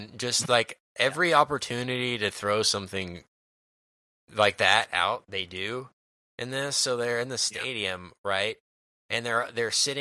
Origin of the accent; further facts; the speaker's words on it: Dallas, Texas, United States; we're from Dallas